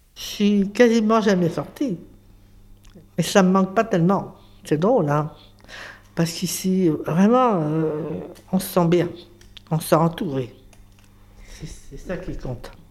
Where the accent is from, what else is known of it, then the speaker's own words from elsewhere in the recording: Paris, Île-de-France, France; je suis né à Paris, je, suis jumelle avec un garçon. On était des enfants de Montmartre